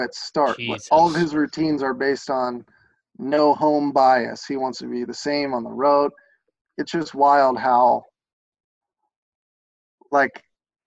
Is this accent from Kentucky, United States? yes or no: yes; Lexington, Kentucky, United States; I'm from Lexington and obviously played at Kentucky